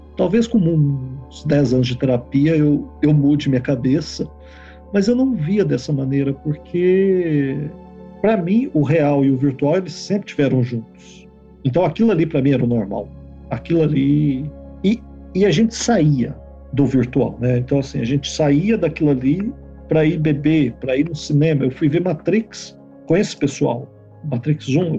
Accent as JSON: {"language": "Portuguese", "town": "Belo Horizonte", "region": "Minas Gerais", "country": "Brazil", "also_born_or_lived": "São Paulo", "moved": "yes", "lives_now": "Canada", "said": "Eu sou de Minas, de Belo Horizonte. Depois, posteriormente, mudei para São Paulo e agora Canadá."}